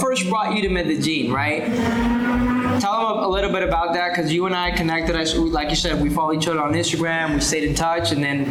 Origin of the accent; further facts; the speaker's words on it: United States; Because we're from the United States